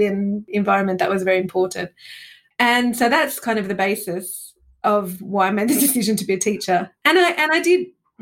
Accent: Australia; moved away as an adult; also born or lived in Italy; now in London, United Kingdom; being Australian and coming to the UK

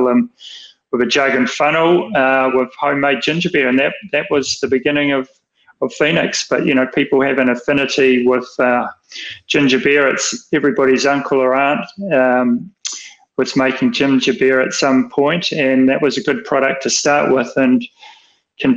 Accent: Wellington, New Zealand; I was brought up in Wellington

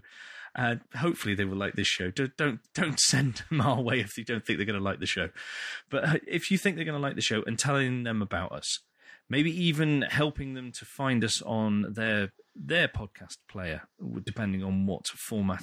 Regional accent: United Kingdom; we're British

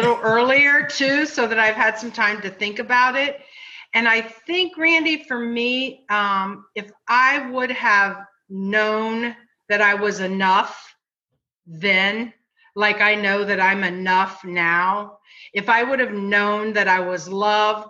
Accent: Ohio, United States; moved away; We are all from Ohio

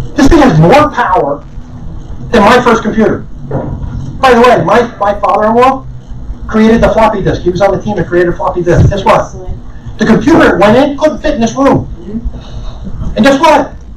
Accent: Madison, New Jersey, United States; I grew up in Madison, New Jersey

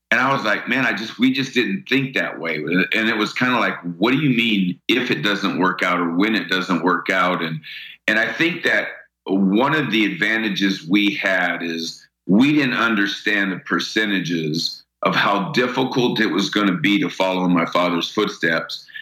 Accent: United States; we were just like any other kid growing up in New York, New Jersey

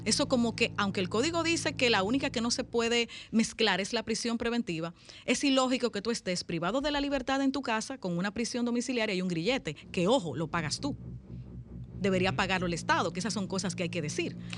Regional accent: Santiago de los Caballeros, Santiago, Dominican Republic; born or raised there; also born or lived in San Juan de la Maguana

